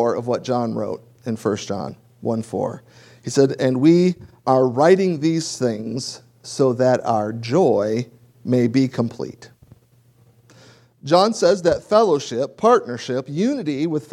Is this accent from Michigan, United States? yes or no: yes; Michigan, United States; also born or lived in South Louisiana; now in Louisiana, United States; I grew up in Michigan.